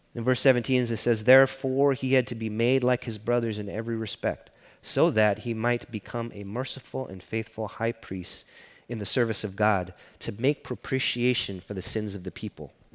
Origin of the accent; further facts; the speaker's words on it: Los Angeles, California, United States; I grew up in East LA.